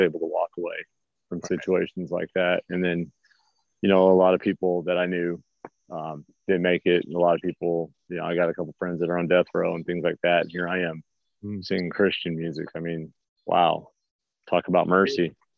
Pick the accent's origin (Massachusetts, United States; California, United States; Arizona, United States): California, United States; Los Angeles; moved away as an adult; now in Missouri, United States; I grew up in the East Los Angeles till my 20s, so it's all concrete and spray paint and stuff like